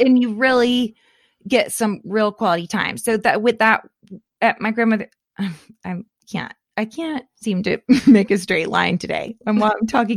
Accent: Florida, United States; I grew up in Florida

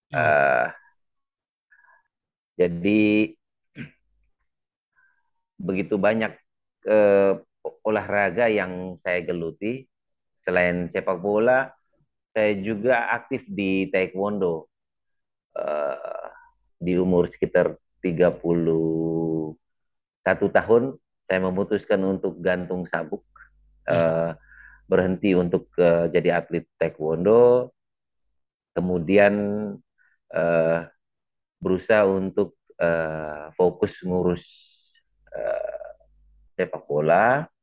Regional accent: East Nusa Tenggara, Indonesia; Eh, saya dari Kabupaten Flores Timur. Itu sebuah kabupaten di ujung paling timur Pulau Flores di Eh, provinsi Nusa Tenggara Timur.

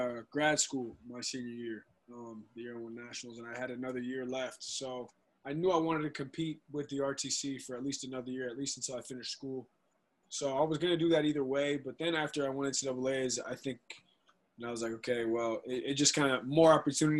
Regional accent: North Carolina, United States; and I'm also in my home state. I got family 2.5 hours away, so it's just – it's convenient. It's nice. And, you know, I love the weather in Raleigh. You know, it's North Carolina's great, man.

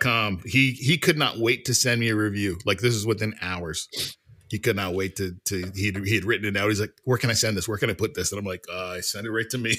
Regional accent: Canada; I'm Canadian

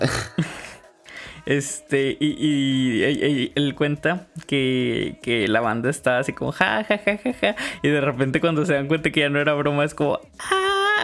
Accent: northern Mexico, Mexico; somos muy norteños

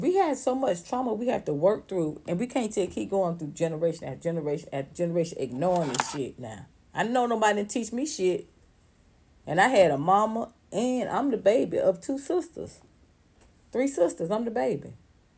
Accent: Atlanta, Georgia, United States; I'm from Atlanta

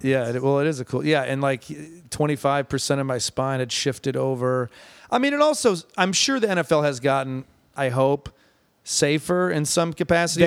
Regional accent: Ann Arbor, Michigan, United States; born or raised there

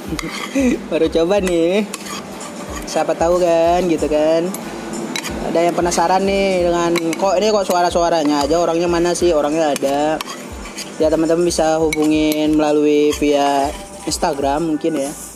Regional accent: Aceh, Indonesia; moved away; also born or lived in Cimahi; saya juga berasal dari Aceh

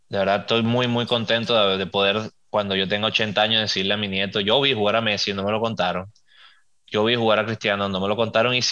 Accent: Venezuela; Yo nací en Venezuela, mi país es Venezuela. Tengo mis diferencias políticas que ni las voy a mencionar

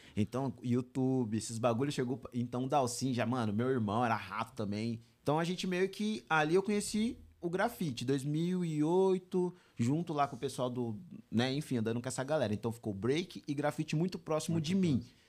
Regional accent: São Bernardo do Campo, São Paulo, Brazil; eu nasci em São Bernardo

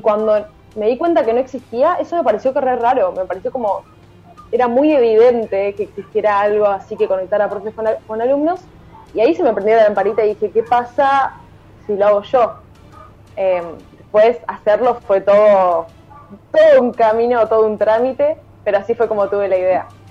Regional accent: Villa Sarmiento?, Buenos Aires, Argentina; soy de Villa Porredón, Buenos Aires

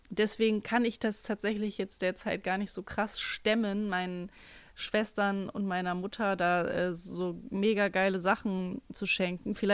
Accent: North Rhine-Westphalia, Germany; Wir kommen aus Nordrhein-Westfalen, das ist das so.

